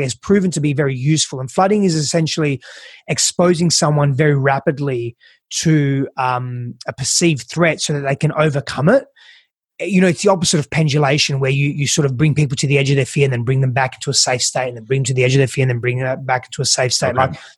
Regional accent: Perth, Western Australia, Australia; now in United States; I'm from Perth, Australia

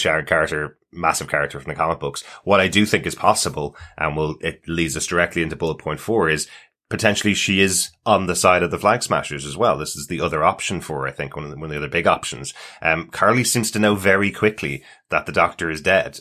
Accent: Ireland; especially as Irish people having, uh, lived through decades of terrorism in Ireland

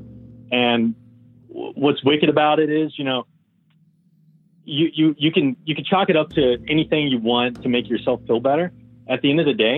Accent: West Virginia, United States; now in Georgia, United States; I'm from West Virginia, but I'm in Georgia

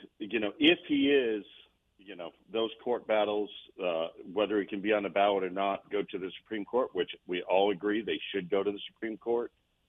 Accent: New England, United States; I grew up in New England, so it was something to behold.

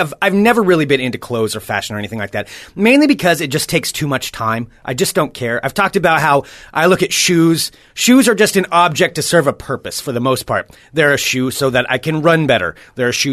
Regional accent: Oregon, United States; I grew up in Oregon

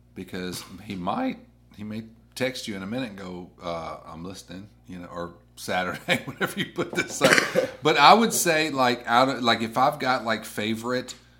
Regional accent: the South, United States; now that I'm in the South, and I mean, granted, I grew up in the South

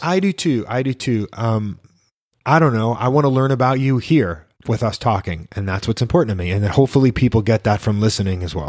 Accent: New York, United States; moved away as an adult; also born or lived in Miami; when I grew up in New York

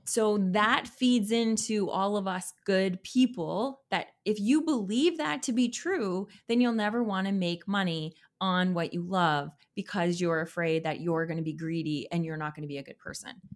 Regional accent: Canada; I'm a Canadian

